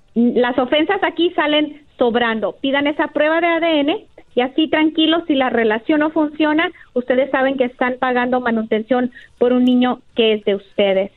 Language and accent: Spanish; Jalisco, Mexico; felizmente y muy orgullosa, jalisciense